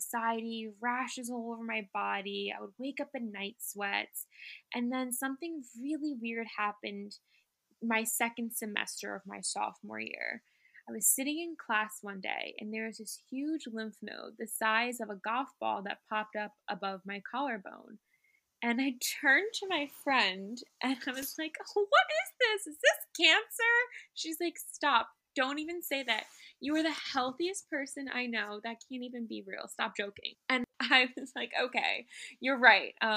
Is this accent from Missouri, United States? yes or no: no; New York City, New York, United States; growing up in Manhattan, I was able to really be exposed to different cultures